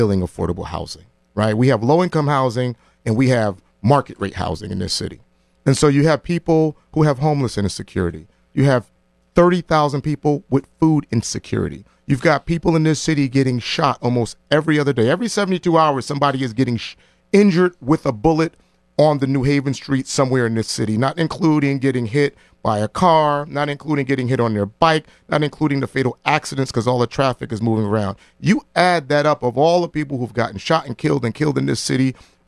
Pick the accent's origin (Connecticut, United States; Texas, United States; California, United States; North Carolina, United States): Connecticut, United States; New Haven; growing up in New Haven